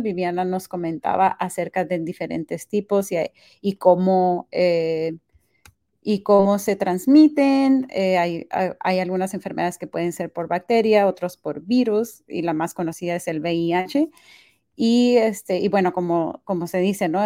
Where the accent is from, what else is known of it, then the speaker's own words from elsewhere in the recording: Mexico; now in United States; Yo soy de México